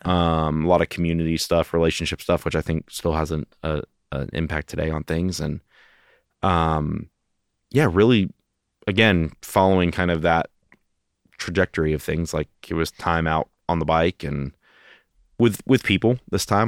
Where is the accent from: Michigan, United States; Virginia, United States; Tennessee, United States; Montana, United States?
Tennessee, United States; Knoxville; also born or lived in Kentucky; Born and raised